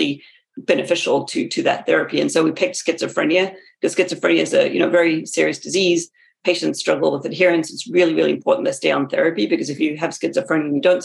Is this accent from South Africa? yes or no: yes; South Africa; moved away as an adult; also born or lived in West Virginia, United States / Massachusetts, United States; now in United States; I grew up in South Africa, and so I did my bachelor's degree there. And then I came to America for graduate school.